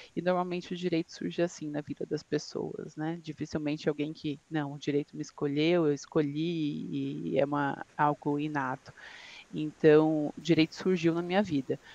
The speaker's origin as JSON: {"language": "Portuguese", "town": "São Bernardo do Campo", "region": "São Paulo", "country": "Brazil", "also_born_or_lived": "Franca, São Paulo", "said": "Eu sou de São Bernardo do Campo, ABC Paulista"}